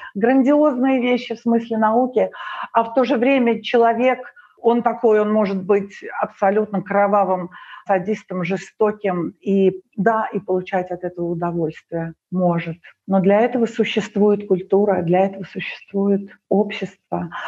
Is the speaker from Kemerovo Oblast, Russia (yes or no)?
no; Moscow, Russia; also born or lived in Ukraine; now in Greece; когда я приехала в Москву, мне было восемь лет